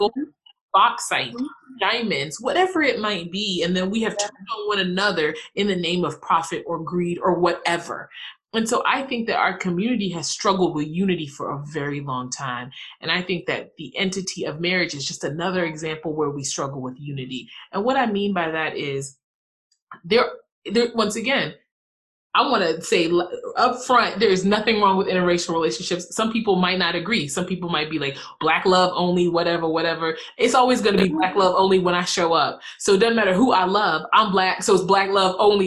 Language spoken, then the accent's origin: English; the rural South, United States; also born or lived in Ghana; I'm originally from Ghana, West Africa. I was raised, I think, in a very quote unquote Ghanaian way, but I was raised in the rural South.